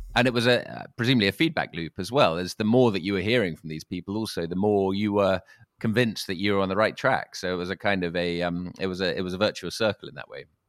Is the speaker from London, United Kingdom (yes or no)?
yes; London, United Kingdom; I'm a Londoner